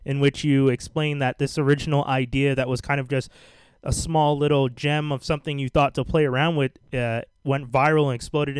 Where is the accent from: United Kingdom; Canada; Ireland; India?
Canada; also born or lived in Montreal, Canada; I'm Caribbean Canadian.